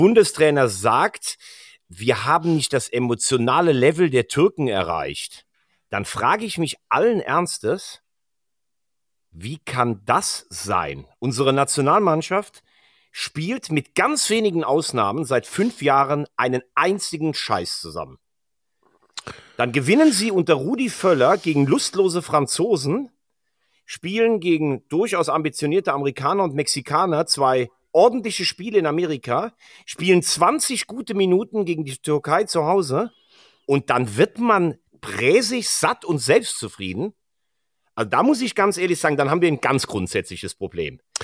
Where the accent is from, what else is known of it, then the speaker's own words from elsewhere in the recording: Germany; als Deutscher